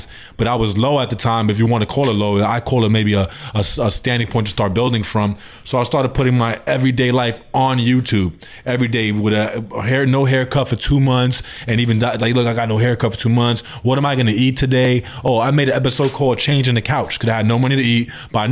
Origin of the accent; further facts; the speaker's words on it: New York City, New York, United States; moved away as an adult; now in Los Angeles, United States; I'm from Brooklyn, New York. Now I'm stationed out in L.A., California